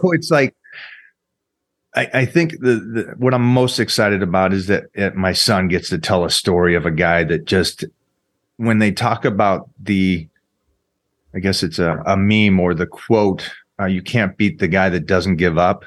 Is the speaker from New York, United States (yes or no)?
no; Seattle, Washington, United States; I grew up in Washington